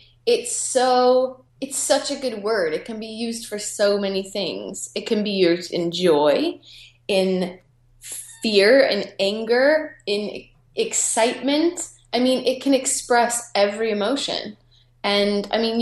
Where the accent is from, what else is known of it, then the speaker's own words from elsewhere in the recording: United States; moved away; I'm American